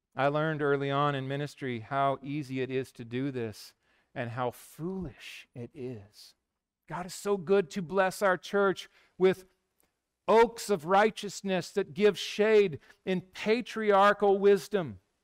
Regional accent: Yakima, Washington, United States; I grew up in Yakima

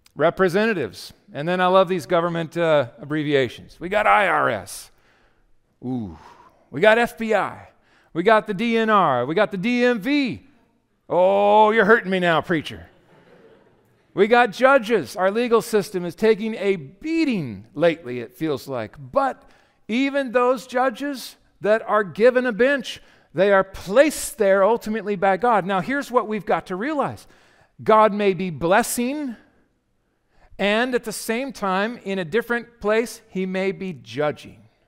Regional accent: United States; We are Christian Americans

